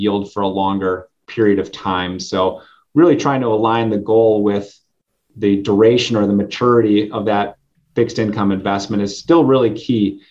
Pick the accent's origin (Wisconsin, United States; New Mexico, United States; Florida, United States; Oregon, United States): Wisconsin, United States; Green Bay; I grew up in the Green Bay area on a dairy farm